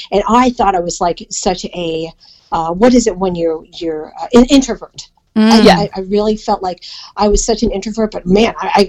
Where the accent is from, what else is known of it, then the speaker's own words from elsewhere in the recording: Philippines; I mean, you both know I'm Filipino